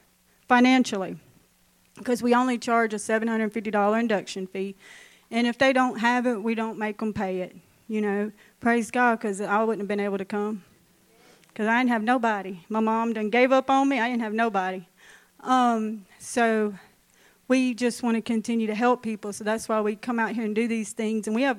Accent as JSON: {"language": "English", "town": "Ashland", "region": "Louisiana", "country": "United States", "tie": "born or raised there", "lives_now": "Minden, United States", "said": "I'm from Ashland. Grew up in Ashland. Not far from here"}